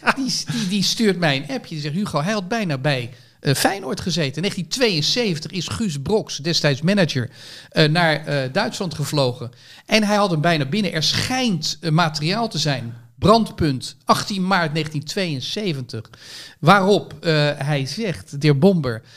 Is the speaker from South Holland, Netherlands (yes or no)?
yes; Rotterdam, South Holland, Netherlands; ik kom uit Rotterdam